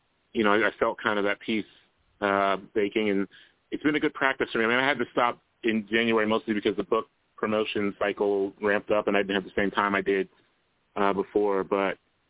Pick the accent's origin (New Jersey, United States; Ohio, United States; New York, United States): Ohio, United States; Columbus; I grew up in Columbus, Ohio, where I live now